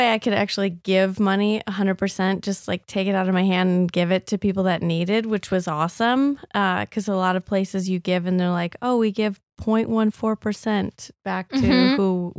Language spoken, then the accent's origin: English; Rockford, Illinois, United States; born there; Okay. I was born in Rockford.